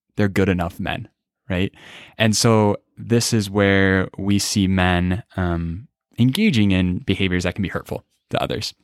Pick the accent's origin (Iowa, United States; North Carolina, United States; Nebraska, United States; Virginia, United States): Iowa, United States; Des Moines; I grew up in the great state of Iowa.